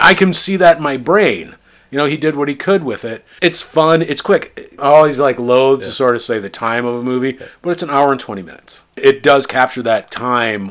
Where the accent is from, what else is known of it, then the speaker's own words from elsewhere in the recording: Iowa, United States; I grew up in Iowa